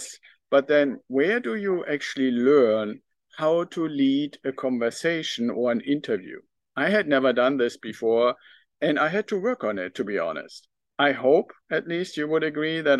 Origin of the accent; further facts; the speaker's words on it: Northern Germany, Germany; accent: German; English is a second language; also born or lived in United Kingdom; now in United States; I still have some of my German accent left. And I was actually born in a part of Germany, in northern Germany